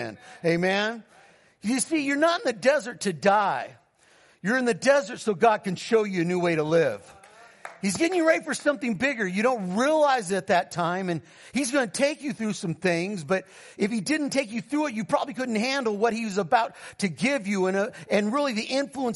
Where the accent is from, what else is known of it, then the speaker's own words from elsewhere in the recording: California, United States; I'm from California